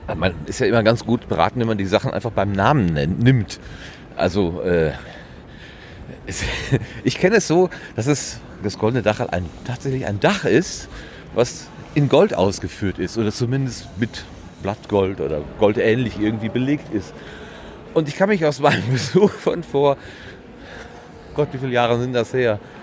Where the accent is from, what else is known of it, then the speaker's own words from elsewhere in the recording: Sauerland, North Rhine-Westphalia, Germany; Ich komme ja wenigstens noch aus dem Land der tausend Berge, dem Sauerland